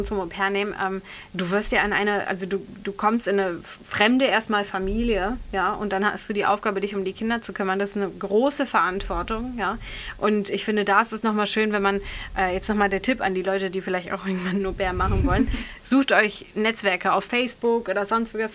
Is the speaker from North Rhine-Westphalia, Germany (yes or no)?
yes; Bergisch Gladbach, North Rhine-Westphalia, Germany; moved away as an adult; ich komme aus einer, ursprünglich aus Bergisch Gladbach, aus einer relativ ja, kleineren bis mittelgroßen